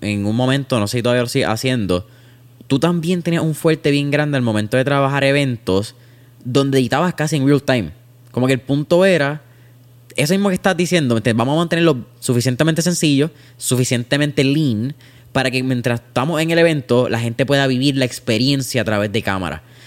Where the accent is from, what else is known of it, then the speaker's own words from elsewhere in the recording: Puerto Rico; la cultura que nosotros miramos como puertorriqueños